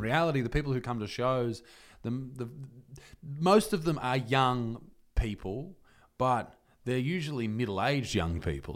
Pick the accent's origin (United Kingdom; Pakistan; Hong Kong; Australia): Australia; Newcastle, New South Wales; I'm from Newcastle